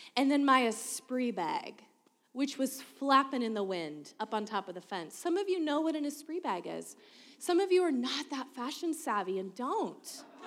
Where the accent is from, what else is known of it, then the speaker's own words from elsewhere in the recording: Keizer, Oregon, United States; I grew up in Kaiser, Oregon, nine seven three oh three